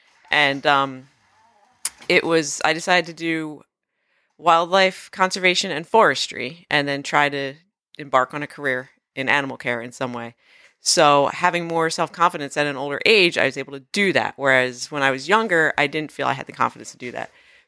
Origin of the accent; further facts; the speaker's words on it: New Jersey, United States; I grew up near the Cape May County Zoo.